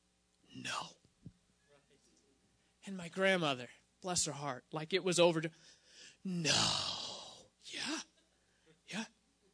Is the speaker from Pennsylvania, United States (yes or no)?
yes; Pittsburgh, Pennsylvania, United States; I grew up in the Pittsburgh area